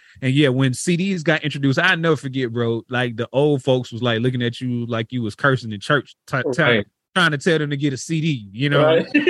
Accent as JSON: {"language": "English", "region": "Florida", "country": "United States", "tie": "born or raised there", "said": "I mean, I feel like, you know, during the time I was growing up, man, even though it probably didn't feel like it was dope"}